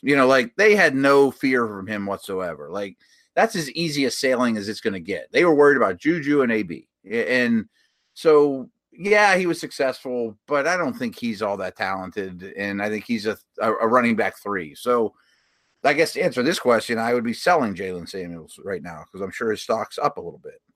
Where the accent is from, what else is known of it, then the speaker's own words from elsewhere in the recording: Pittsburgh, Pennsylvania, United States; my hometown